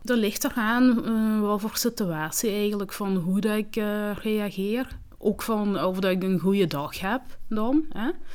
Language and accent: Dutch; Limburg, Flanders, Belgium; accent: Limburgish; Dutch is a second language; also born or lived in Rwanda; ik kom uit Rwanda. En, ehm, ik ben van mijn zes jaar hier. En dan, ehm, ja, ik heb heel snel Nederlands geleerd. Als je jonger bent, dus dat wel makkelijker ehm, om Nederlands te leren. ja, dus ik heb een Limburgs accent